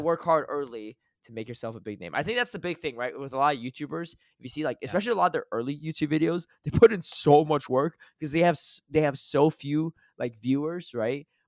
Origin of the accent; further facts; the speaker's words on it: Connecticut, United States; moved away; I grew up in Connecticut, and my 16 years of growing up there